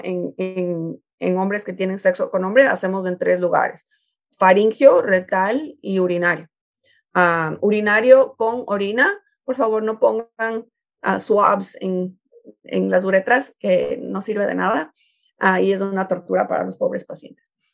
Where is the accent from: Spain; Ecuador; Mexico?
Ecuador; now in United States; yo soy de Ecuador